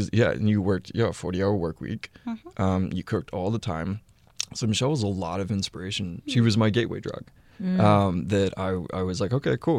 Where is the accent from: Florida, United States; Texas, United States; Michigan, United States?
Texas, United States; But I'm from Texas. And to a man from Texas, yeah, jorts are like a mating call.